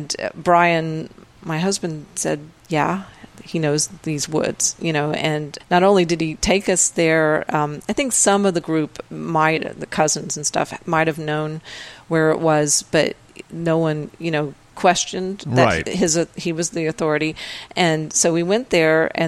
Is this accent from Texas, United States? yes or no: yes; Texas, United States; I'm from Texas